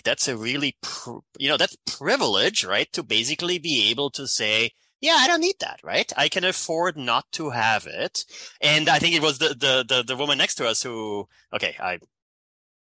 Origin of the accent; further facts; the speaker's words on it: Austria; accent: European; moved away as an adult; now in United States; So that's where my accent is from. Born in Austria.